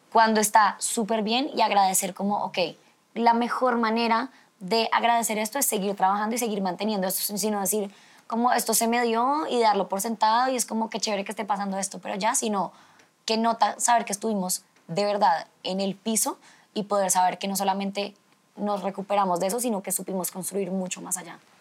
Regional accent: Colombia; somos una belleza latina real

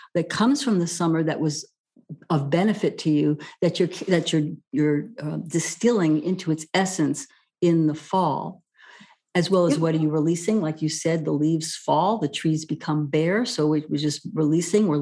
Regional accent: New York City, New York, United States; now in California, United States; I grew up in New York City where everything is always under construction

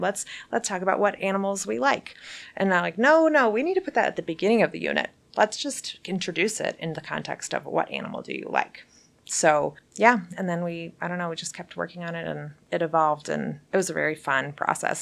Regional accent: United States; also born or lived in Belgium; as an American six-year-old

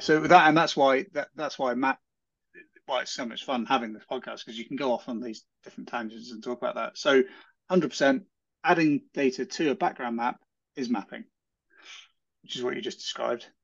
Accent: Hardwick, East of England, United Kingdom; I grew up around Cambridge

